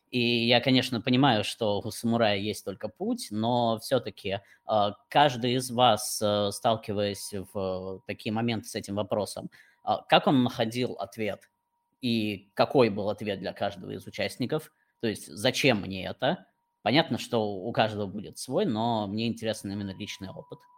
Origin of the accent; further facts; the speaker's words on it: Moscow, Russia; я из Москвы, родился, вырос, работаю здесь.